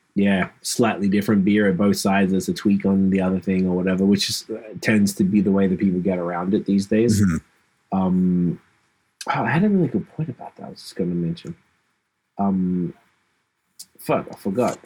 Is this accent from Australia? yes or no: yes; Australia; I grew up in Australia as a hip hop fan